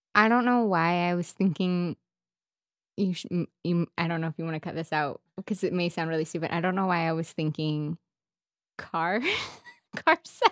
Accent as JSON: {"language": "English", "town": "Edmond", "region": "Oklahoma", "country": "United States", "said": "I am from Edmond"}